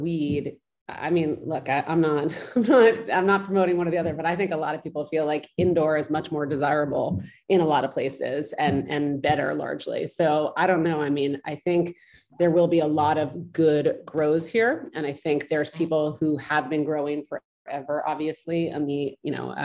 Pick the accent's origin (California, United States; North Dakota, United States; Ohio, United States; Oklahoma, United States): California, United States; now in New York, United States; I grew up in California